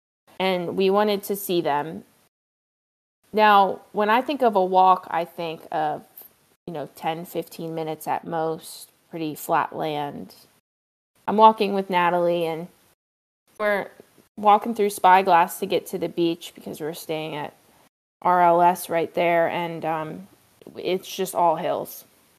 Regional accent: East Coast, United States; we bonded over growing up on the East Coast, and we realized that we only lived 2 hours away from each other

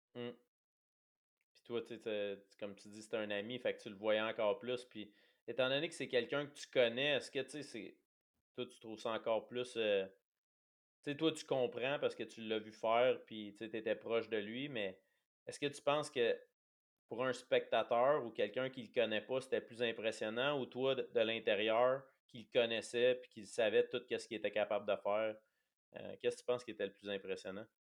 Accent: Quebec, Canada; on est québécois

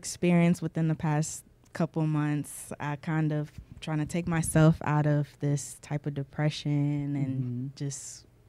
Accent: Japan; now in United States; Because growing up in Japan, I was kind of free to actually be myself.

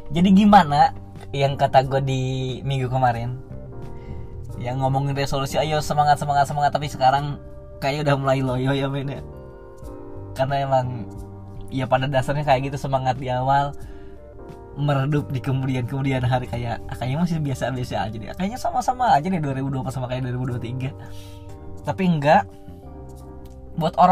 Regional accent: Sampora, Banten, Indonesia; sawah itu masih banyak banget di Sampora di kampung gue sendiri sekarang diuruk-urukin sampahnya ditutup-tutupin dijadi perumahan

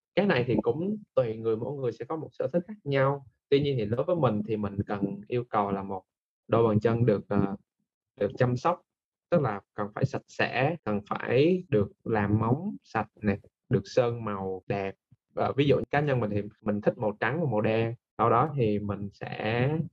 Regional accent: Da Nang, Vietnam; now in Ho Chi Minh City, Vietnam; mình là người Đà Nẵng và mình đang đang làm việc tại thành phố Hồ Chí Minh

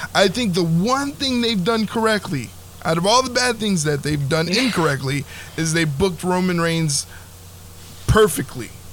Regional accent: New Jersey, United States; I was raised in South Jersey. I currently reside in South Jersey

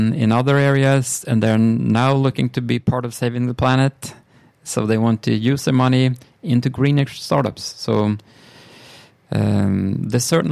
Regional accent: Sweden; I'm from Sweden.

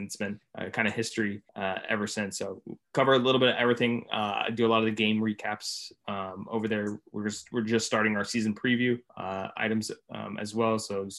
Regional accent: Tampa, Florida, United States; moved away as an adult; I mean, I was born and raised in Tampa, so I grew up with the 98 Rays.

